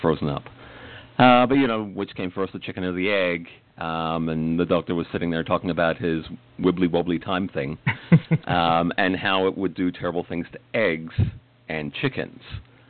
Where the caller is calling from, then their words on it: Port Charlotte, Florida, United States; I am in Port Charlotte in Florida, in the United States.